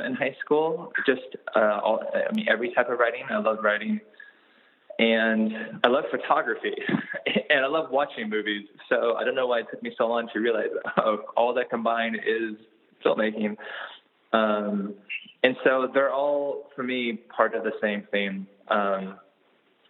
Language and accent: English; Anaheim, California, United States; I grew up a lot in Anaheim, which is not that far from LA.